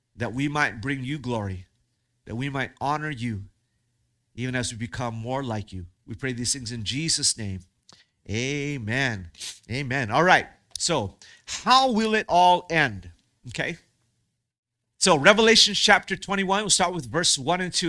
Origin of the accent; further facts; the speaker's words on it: Hawaii, United States; I grew up in Hawaii